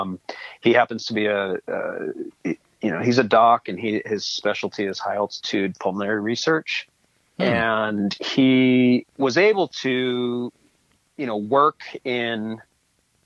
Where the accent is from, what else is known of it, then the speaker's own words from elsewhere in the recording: Seattle, Washington, United States; I was born up here in Seattle, born and raised